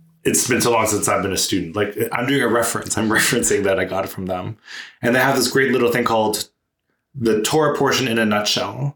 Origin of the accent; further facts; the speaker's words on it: Canada; we're Canadian